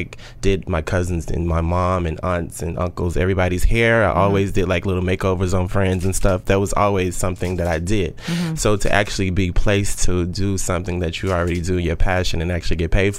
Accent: Austin, Texas, United States; moved away as an adult; now in New York City, United States; I'm originally from Austin, Texas. And in Austin, I was in the medical field

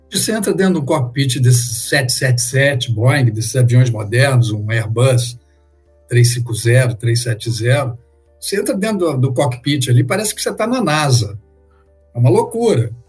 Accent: São Paulo, Brazil; now in United States; eu sou de São Paulo, mas eu moro nos Estados Unidos há 20 anos.

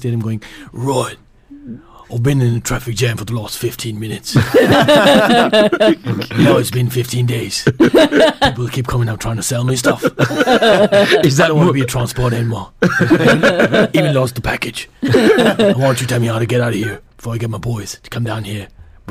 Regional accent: India; Yeah. I mean, my family's there. I'm a Indian. I'm a Sindhi, so I have family on the moon as well.

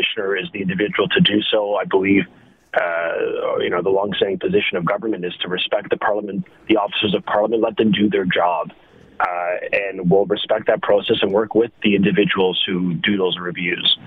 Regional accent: Canada; as a Canadian

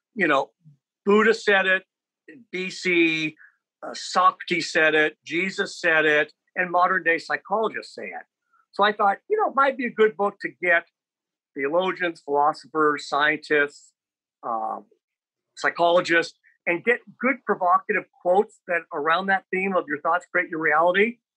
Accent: Lincoln, Nebraska, United States; I grew up in Lincoln and obviously very sheltered

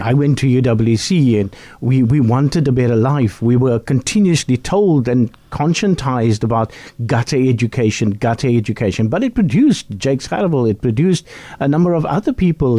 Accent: Bellville, Western Cape, South Africa; where I grew up in Bellville South

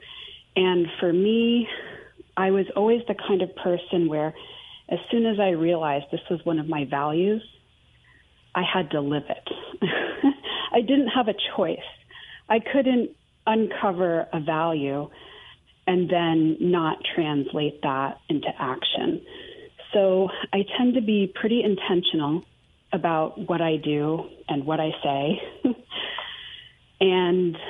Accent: Maine, United States; moved away; also born or lived in Houston / Greenville, South Carolina; I grew up fairly poor in Maine, in the middle of nowhere

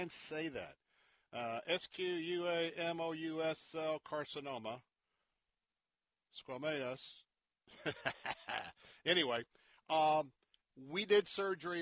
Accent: Tampa, Florida, United States; accent: Southern; I'm Southern. I was born and raised here in Tampa, you know? We have our own language.

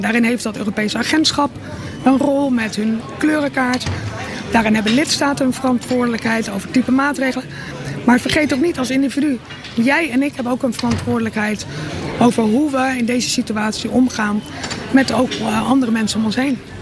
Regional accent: Rotterdam, South Holland, Netherlands; als Rotterdammers

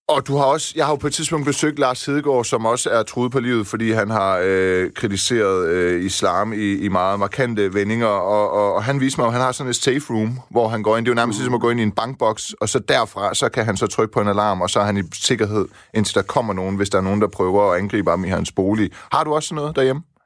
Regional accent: Iran; moved away; Jeg stammer jo fra Iran

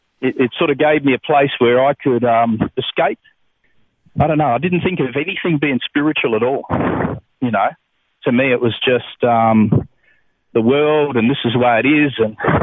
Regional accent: Adelaide Hills, South Australia, Australia; I grew up in the Adelaide Hills in South Australia.

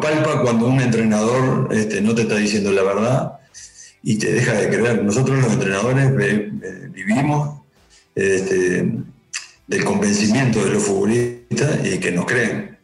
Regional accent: Uruguay; moved away; somos uruguayos y lo llevamos en la sangre

